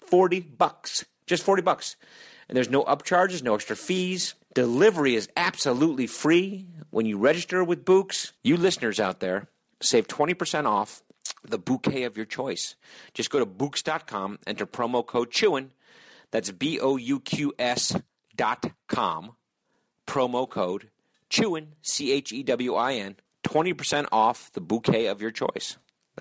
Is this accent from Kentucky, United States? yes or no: no; Connecticut, United States; my home state of Connecticut